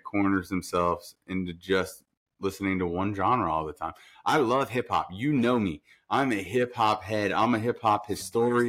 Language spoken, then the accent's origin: English; New York, United States; moved away; I'm from New York